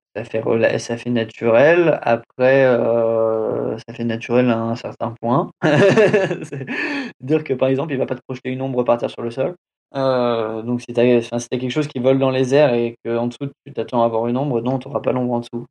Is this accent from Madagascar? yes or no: no; France; accent: French accent in English; j'ai un accent français, anglais de merde